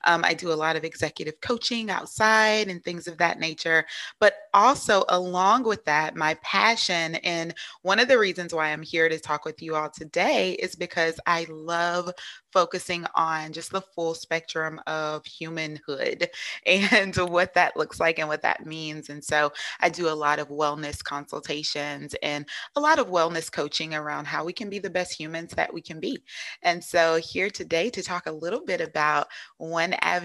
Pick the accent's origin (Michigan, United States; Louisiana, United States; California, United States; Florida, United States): Louisiana, United States; accent: Southern twang; also born or lived in Minnesota; now in South Carolina, United States; I'm from Louisiana, so you may hear a little bit of Southern twang in there, but currently living in South Carolina.